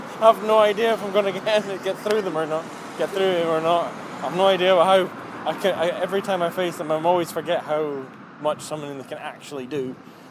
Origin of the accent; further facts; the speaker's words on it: Aberdeen, Scotland, United Kingdom; Down from Aberdeen.